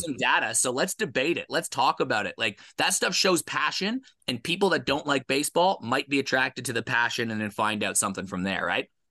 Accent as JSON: {"language": "English", "town": "Guelph", "region": "Ontario", "country": "Canada", "tie": "born or raised there", "also_born_or_lived": "Adelaide, Australia", "moved": "as an adult", "said": "I'm sitting here in my family home that I grew up in in Guelph, Ontario"}